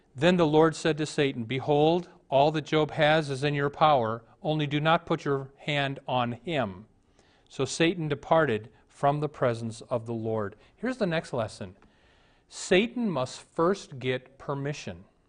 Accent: United States

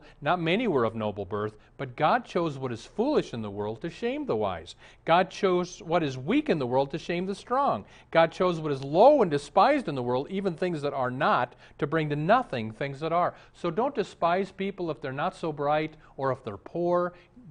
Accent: Omaha, Nebraska, United States; moved away; I'm from Omaha

